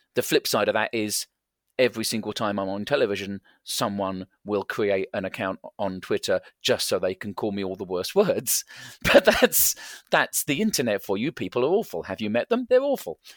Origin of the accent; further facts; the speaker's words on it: England, United Kingdom; I am English